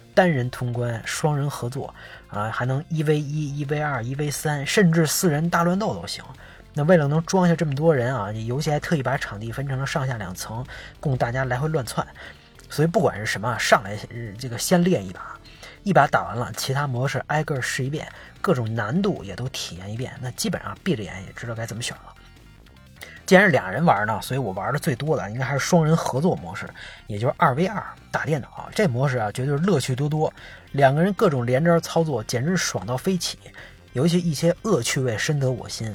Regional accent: Beijing, China; 小时候在北京著名的官员批发市场，现在早拆了

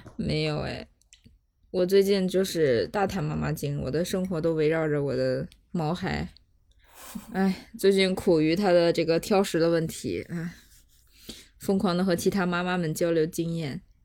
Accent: China; 我们中国人在这种一些情况下的这些行为

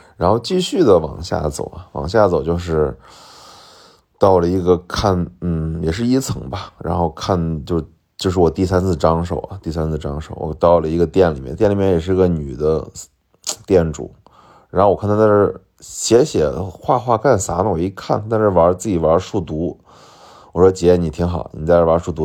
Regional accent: Shaanxi, China; accent: Shaanxi dialect; 我马上用陕西话回了一句，说，我是陕西的

